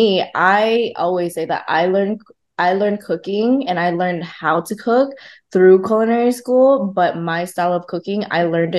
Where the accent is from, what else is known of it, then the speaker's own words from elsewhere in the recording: Oxnard, California, United States; first language Vietnamese; English is a second language; also born or lived in Vung Tau, Vietnam; now in Los Angeles, United States; I moved over to the States when I was 8 years old. I grew up in Oxnard.